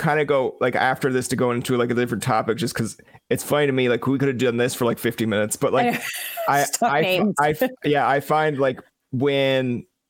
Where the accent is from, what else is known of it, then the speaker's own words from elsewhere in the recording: Newfoundland and Labrador, Canada; I'm from Newfoundland.